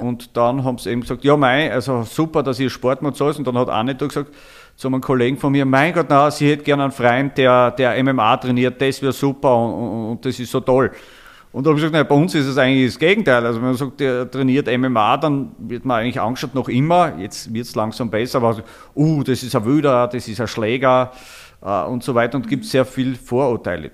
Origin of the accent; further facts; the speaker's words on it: Styria, Austria; also born or lived in Falls Church, Virginia, United States; bei uns in der Steiermark